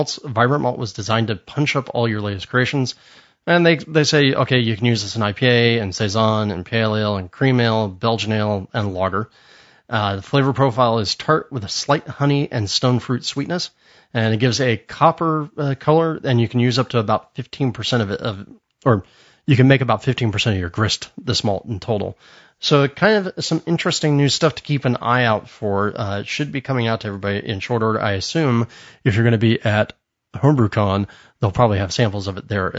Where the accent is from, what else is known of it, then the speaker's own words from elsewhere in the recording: United States; I'm an American